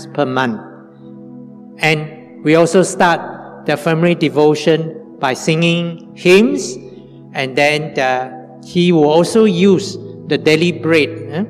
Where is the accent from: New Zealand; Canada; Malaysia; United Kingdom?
Malaysia; Sibu, Sarawak; also born or lived in Kuching, Malaysia; When I was 6 to 11 years old, my mother and my brother and sister and I, we stayed with my grandfather in Cebu. My father died when I was 5 years old. So we moved from Kuching to Cebu.